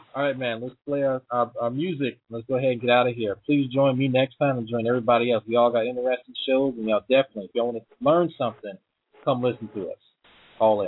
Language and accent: English; Louisiana, United States; my home state, Louisiana